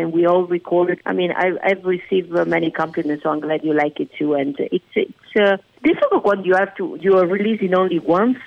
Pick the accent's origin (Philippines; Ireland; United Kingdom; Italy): Italy; Venice, Veneto; English is a second language; moved away as an adult; now in Las Vegas, United States; being born and raised in Italy